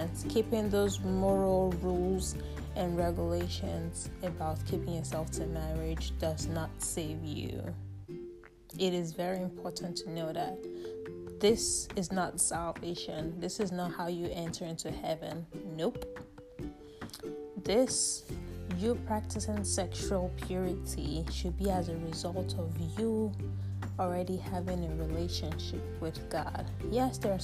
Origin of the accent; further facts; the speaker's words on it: Nigeria; Nigeria. That's my home country